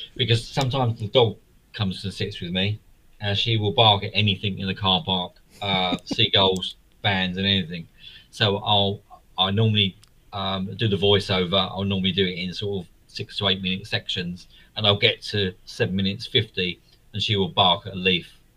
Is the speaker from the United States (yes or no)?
no; London, United Kingdom; I was born in East London.